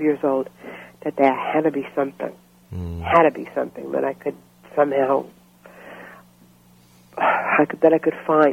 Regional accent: New York City, New York, United States; also born or lived in Florida; I grew up in Brooklyn, New York.

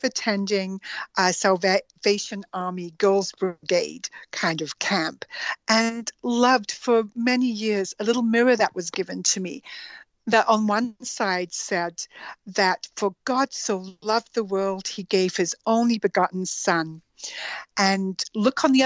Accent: Alberta, Canada; also born or lived in Edmonton / Guyana; I grew up in Alberta, in Canada, and my first years were spent in a small community, the current population is five, called Tuatna, Alberta.

